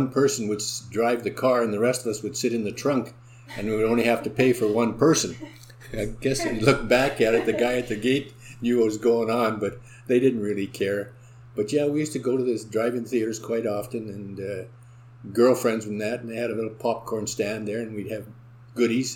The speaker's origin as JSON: {"language": "English", "town": "Selkirk", "region": "Manitoba", "country": "Canada", "tie": "born or raised there", "also_born_or_lived": "Winnipeg, Canada", "lives_now": "St. Andrews, Canada", "said": "I was born and raised in Selkirk"}